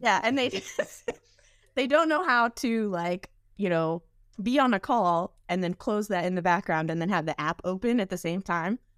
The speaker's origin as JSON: {"language": "English", "country": "United States", "tie": "born or raised there", "also_born_or_lived": "Austin, Texas", "moved": "yes", "said": "I grew up outside Washington, D C"}